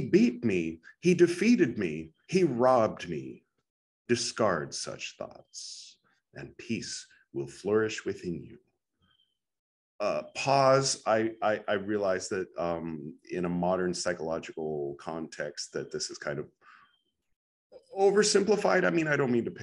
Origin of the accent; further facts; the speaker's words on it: California, United States; now in Goa, India; I am from California